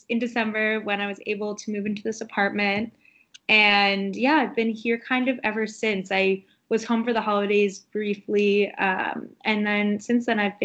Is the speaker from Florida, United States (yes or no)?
no; Long Island, New York, United States; also born or lived in Washington, District of Columbia, United States; I'm originally from Long Island, New York